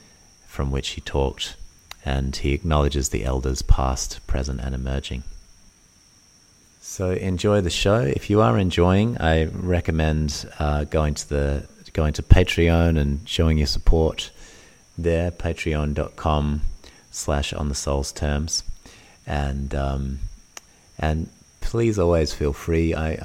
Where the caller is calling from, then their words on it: Bali, Indonesia; I'm tuning in from Bali in Indonesia, and you can hear the sounds of Bali in the background of our podcast today.